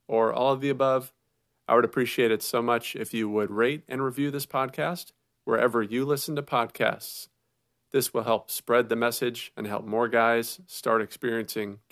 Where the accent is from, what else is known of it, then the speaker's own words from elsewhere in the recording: Minnesota, United States; I grew up in Minnesota